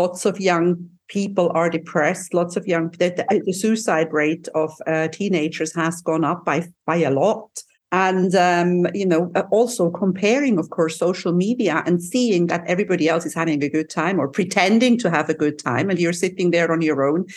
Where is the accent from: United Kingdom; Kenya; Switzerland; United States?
Switzerland; now in Cyprus; I'm from Switzerland, but I have been living here for a very long time.